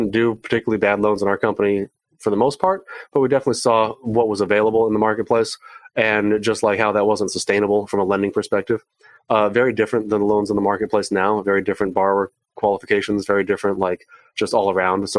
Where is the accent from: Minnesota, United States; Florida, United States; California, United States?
California, United States; San Diego; I'm from San Diego, and being in San Diego